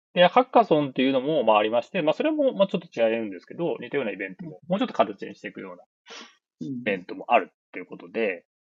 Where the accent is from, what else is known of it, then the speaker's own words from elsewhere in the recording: Nagoya, Aichi, Japan; 名古屋なんですけど